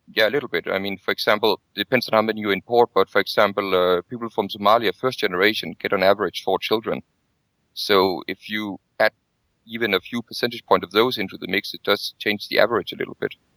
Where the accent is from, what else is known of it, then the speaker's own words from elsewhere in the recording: Denmark; I come from Denmark